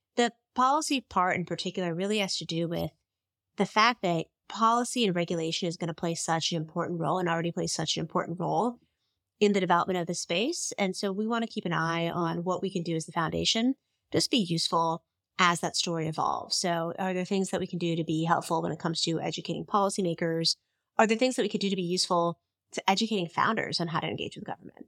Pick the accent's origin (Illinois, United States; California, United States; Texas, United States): California, United States; Bay Area; I grew up in the Bay Area.